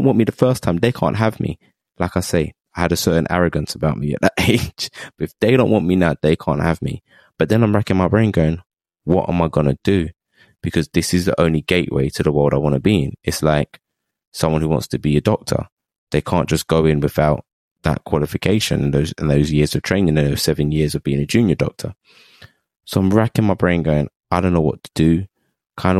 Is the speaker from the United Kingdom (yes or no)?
yes; London, United Kingdom; I'm from East London, so I'm just born in the womb of multiculturalism, diversity.